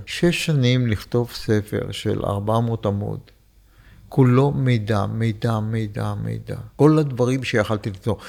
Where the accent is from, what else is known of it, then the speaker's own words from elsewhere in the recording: Beersheba, Southern District, Israel; moved away as an adult; also born or lived in Poland / Jerusalem / Rehovot / Katzir; now in Pardes Hanna, Israel; ואני גרתי בבאר שבע, כשבאתי מפולין, ישר עברתי לבאר שבע